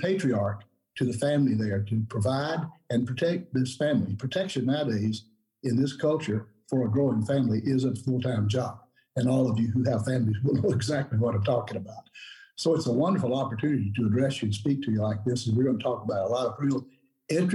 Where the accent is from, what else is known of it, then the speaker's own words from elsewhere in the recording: Hiram, Georgia, United States; I grew up in a little country town called Hiram, Georgia